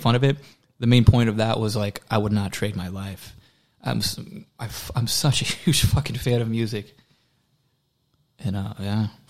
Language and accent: English; Waller, Texas, United States; accent: southern drawl; The only thing about Waller in the country is like my accent will slip sometimes